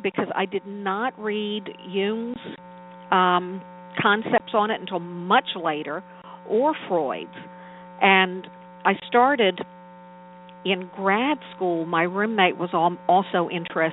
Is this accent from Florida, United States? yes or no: no; New Orleans, Louisiana, United States; I was born and raised in New Orleans